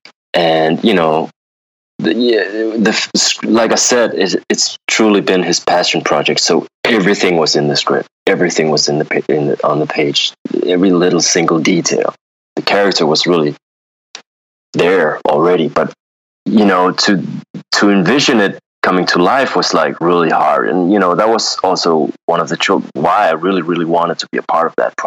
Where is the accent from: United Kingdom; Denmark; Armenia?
Denmark; also born or lived in Los Angeles, United States; I grew up in Denmark